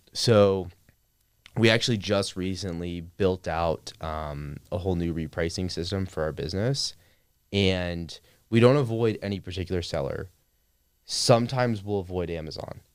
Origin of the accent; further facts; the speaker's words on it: Clearwater, Florida, United States; moved away as an adult; also born or lived in Atlanta, Georgia; now in Austin, United States; I grew up in a suburb of Tampa, Florida, Clearwater, and had a pretty normal upbringing